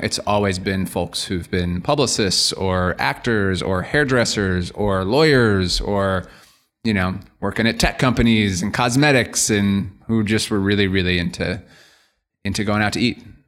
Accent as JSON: {"language": "English", "town": "Scarsdale", "region": "New York", "country": "United States", "tie": "born or raised there", "said": "I grew up in Scarsdale, New York, representing the nine one four here in Westchester"}